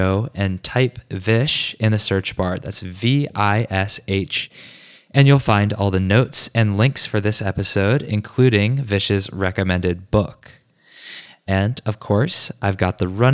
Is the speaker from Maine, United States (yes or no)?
no; Richmond, Virginia, United States; Richmond, Virginia, my hometown